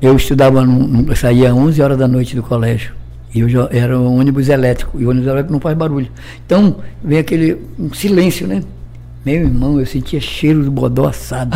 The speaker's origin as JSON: {"language": "Portuguese", "region": "Amazonas", "country": "Brazil", "also_born_or_lived": "São Paulo", "moved": "as an adult", "said": "Da minha terra. É, lá do Amazonas."}